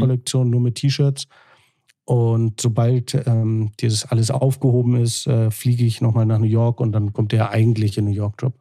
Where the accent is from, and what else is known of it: Hamburg, Germany